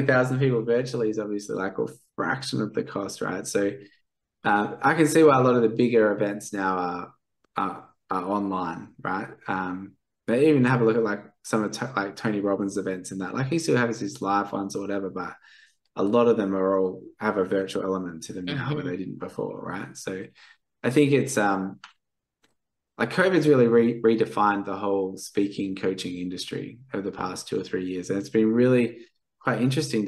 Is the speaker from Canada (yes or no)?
no; Perth, Western Australia, Australia; I'm from Perth